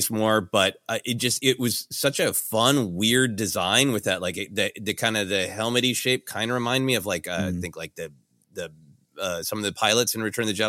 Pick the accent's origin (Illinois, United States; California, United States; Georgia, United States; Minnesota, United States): Minnesota, United States; Minneapolis; looks like a large portion of Midwestern men that I grew up with in Minneapolis.